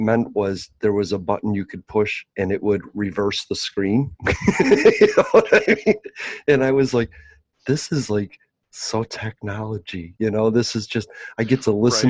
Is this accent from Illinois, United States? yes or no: yes; Chicago, Illinois, United States; I'm from Chicago.